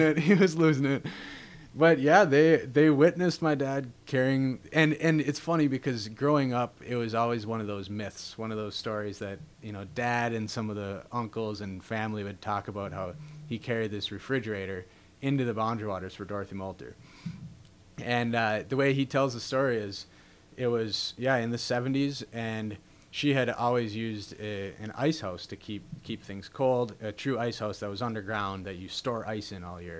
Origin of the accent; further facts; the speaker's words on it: Duluth, Minnesota, United States; also born or lived in Ely, Minnesota; family being, you know, born and raised in Ely, and just being in Duluth. I had spent a lot of time as a young kid in the woods and up in the boundary waters